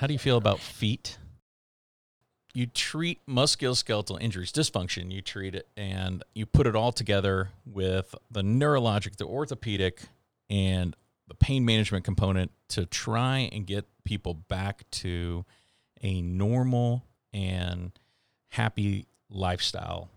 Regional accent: Houston, Texas, United States; moved away as an adult; also born or lived in Wyoming / Oklahoma / Seattle; I am originally from the Houston, Texas

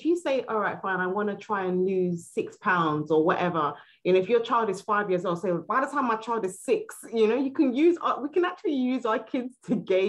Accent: Nigeria; We're Nigerian.

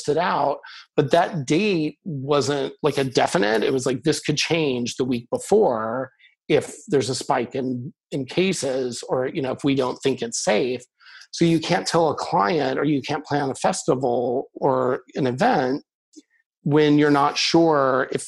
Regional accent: Kansas City, United States; moved away as an adult; I grew up in Kansas City, so I talked to my family and friends there

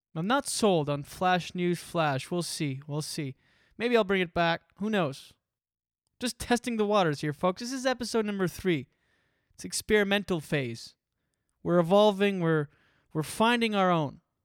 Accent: Canada; moved away as an adult; I'm from Canada. I just moved here

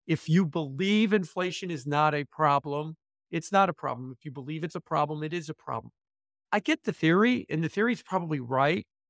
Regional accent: Chicago, Illinois, United States; I moved it back to my hometown of Chicago

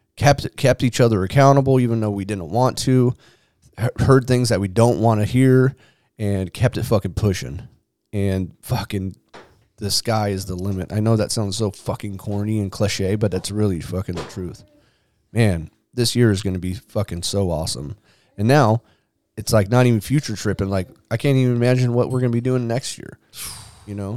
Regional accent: San Diego, California, United States; I grew up in Claremont too with my grandma

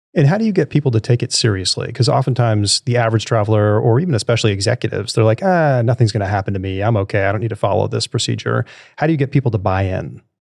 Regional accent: New York City, New York, United States; moved away; I grew up in New York City when I was young

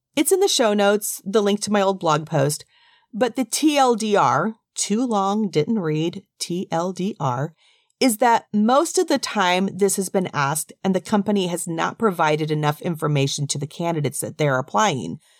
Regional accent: United States; being from the U S and raised as a person who understands the rules of English and how to speak as an American

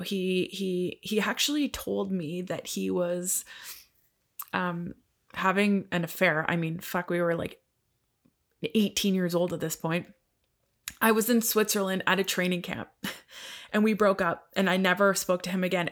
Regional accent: Canada; I'm Canadian.

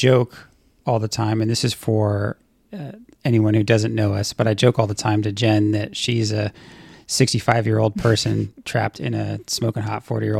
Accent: California, United States; I am from California. I'm a California kid.

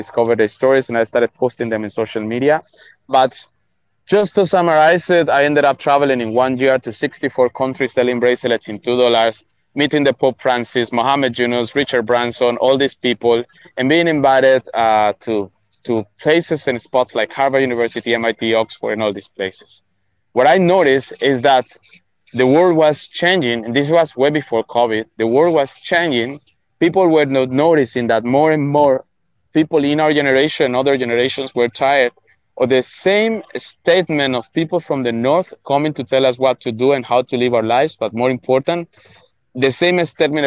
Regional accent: Colombia; also born or lived in Venezuela; I'm Colombian, 300% Colombian, but I'm a 4 mixed race guy.

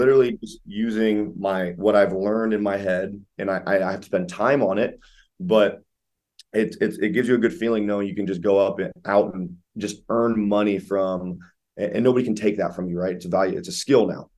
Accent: Ohio, United States; now in Columbus, United States; I'm out of Columbus, Ohio, born and raised in Ohio

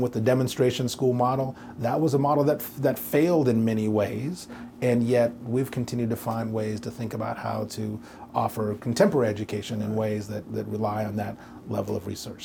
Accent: Portland, Oregon, United States; also born or lived in New York; now in Nashville, United States; as a kid, I grew up in Portland, Oregon

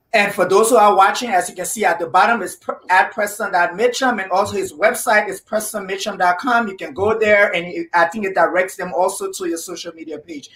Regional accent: Liberia; I am from Liberia, West Africa.

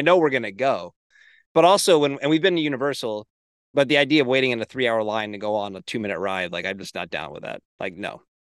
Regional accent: Hershey, Pennsylvania, United States; I grew up near Hershey Park in Hershey, Pennsylvania

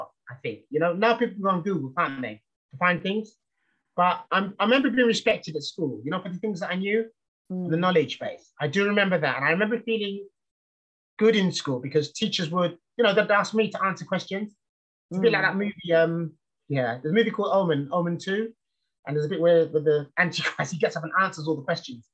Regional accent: London, United Kingdom; I grew up in East London in the 70s

